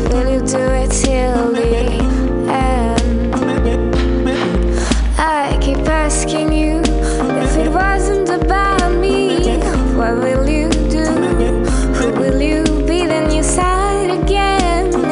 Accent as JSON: {"language": "English", "country": "Réunion", "second_language": "English", "moved": "as an adult", "lives_now": "San Francisco, United States", "said": "We come from Reunion Island. It's a small island next to Madagascar in the Indian Ocean"}